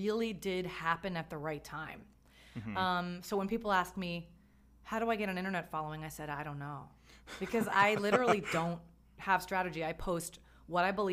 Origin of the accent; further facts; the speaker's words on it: New Jersey, United States; I grew up in New Jersey